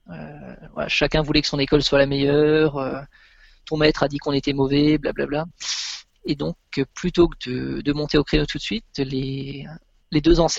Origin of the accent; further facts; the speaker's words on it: France; d'où on venait, donc on lui a dit on vient de France.